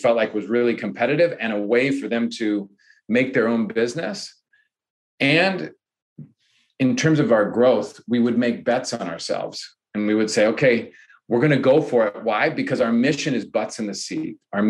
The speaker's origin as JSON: {"language": "English", "country": "Ireland", "said": "I think this is a project that I think, because I'm Irish, right?"}